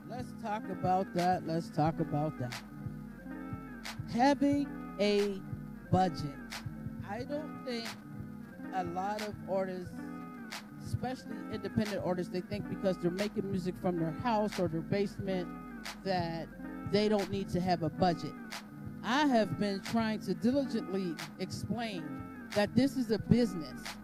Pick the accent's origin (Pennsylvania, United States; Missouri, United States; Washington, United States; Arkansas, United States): Pennsylvania, United States; Pittsburgh; we're from Pittsburgh and we're underground artists.